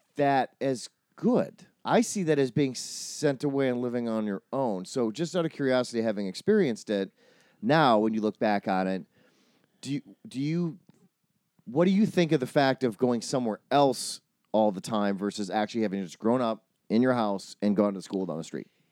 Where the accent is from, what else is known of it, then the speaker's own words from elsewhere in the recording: Wisconsin, United States; I grew up in Wisconsin